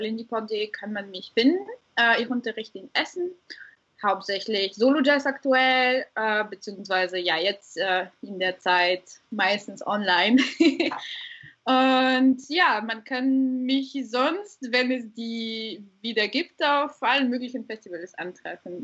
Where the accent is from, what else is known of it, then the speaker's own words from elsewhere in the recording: Bulgaria; also born or lived in Ruhr area, Germany; now in Germany; Ich komme, wie gesagt, ursprünglich aus Bulgarien, äh, lebe aber jetzt seit wirklich Ewigkeiten äh, in Deutschland, hauptsächlich im Pott